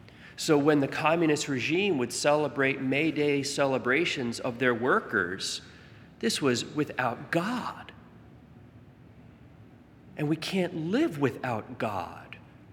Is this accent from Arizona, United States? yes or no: no; Staten Island, New York, United States; born there; I was born in Staten Island. You gotta have bridges.